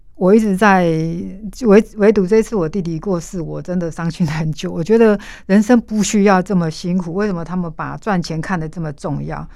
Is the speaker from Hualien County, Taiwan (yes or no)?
yes; Hualien County, Taiwan; 我在花莲长大，我父亲是我开公车的嗯哼，那我妈妈在工厂上班